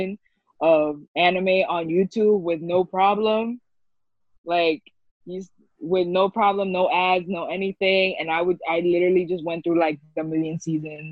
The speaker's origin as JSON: {"language": "English", "town": "New York City", "region": "New York", "country": "United States", "tie": "born or raised there", "said": "So I was born and raised in New York, grew up in the Bronx"}